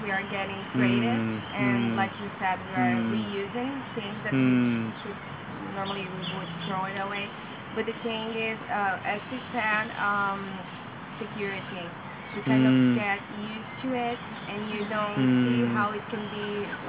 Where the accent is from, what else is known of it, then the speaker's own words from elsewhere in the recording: Brazil; We're from Brazil